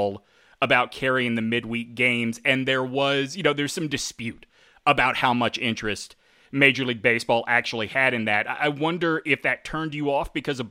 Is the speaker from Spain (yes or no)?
no; Mobile, Alabama, United States; I grew up in Mobile, Alabama